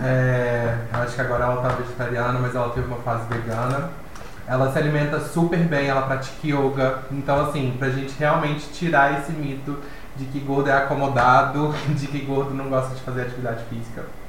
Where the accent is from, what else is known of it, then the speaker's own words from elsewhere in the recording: Divinópolis, Minas Gerais, Brazil; Eu morava na minha cidade, sou de Divinópolis